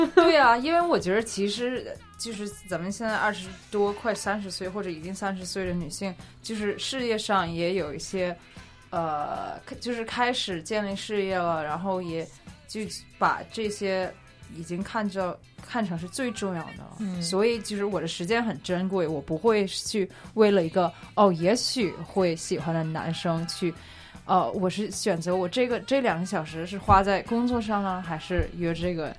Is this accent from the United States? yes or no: yes; United States; 我是在，一直在美国长大，然后在大学期间我是学经济的